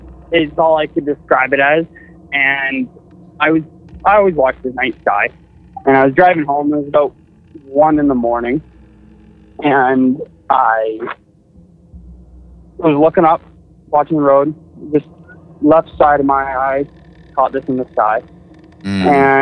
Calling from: Tillsonburg, Ontario, Canada; … from Tilsonburg, Ontario.

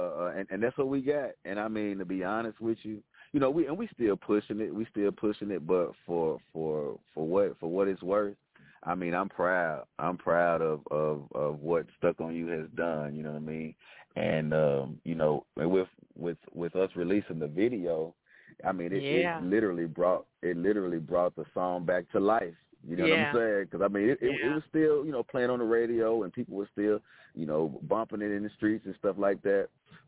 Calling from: Jackson, Tennessee, United States; I'm calling from Jackson, Tennessee. We're about 60 miles east of Memphis.

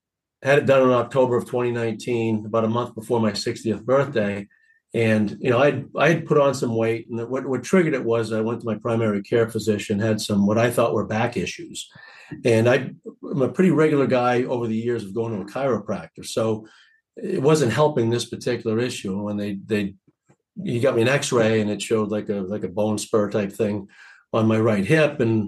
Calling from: Portland, Maine, United States; The great city of Portland, Maine.

